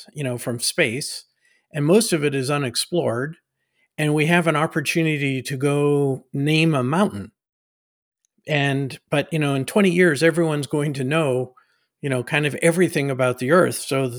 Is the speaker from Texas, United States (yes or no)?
yes; Nassau Bay, Texas, United States; And so we had a little house that in Nassau Bay.